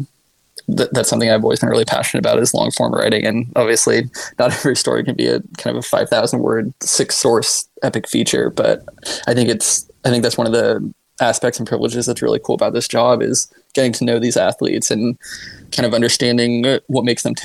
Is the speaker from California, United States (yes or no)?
no; Cottage Grove, Oregon, United States; I grew up in Cottage Grove, Oregon, just south of Eugene.